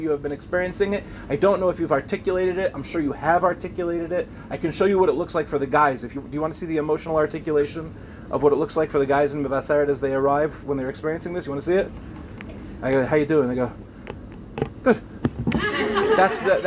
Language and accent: English; Lawrence, New York, United States; I grew up in the Five Towns